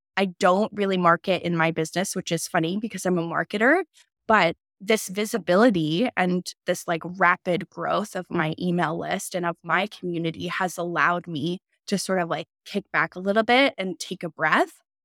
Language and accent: English; Canada; we're both Canadian